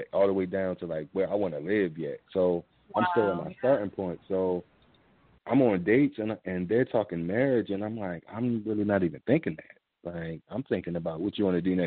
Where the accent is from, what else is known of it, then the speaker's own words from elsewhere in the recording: Baltimore, Maryland, United States; I'm from Baltimore